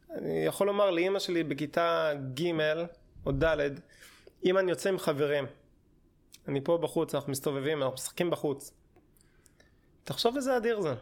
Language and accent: Hebrew; Hashmonaim, Israel; moved away as an adult; also born or lived in Jerusalem; now in Tel Aviv, Israel; התחלתי ביישוב, זה יישוב אה, דתי, נקרא חשמונאים